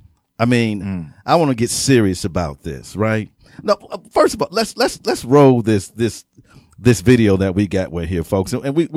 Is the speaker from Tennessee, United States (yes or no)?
no; Wisconsin, United States; I'm from Wisconsin.